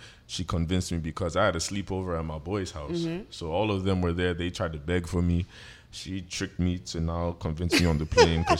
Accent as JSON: {"language": "English", "town": "Atlanta", "region": "Georgia", "country": "United States", "tie": "born or raised there", "also_born_or_lived": "Washington, D.C. / Lagos, Nigeria", "said": "I'm from Lagos, Nigeria, but originally I'm from Atlanta, Georgia."}